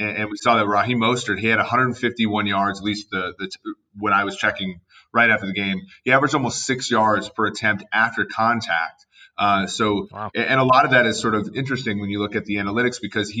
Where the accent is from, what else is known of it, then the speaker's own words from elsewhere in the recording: Minnesota, United States; moved away; growing up in Minnesota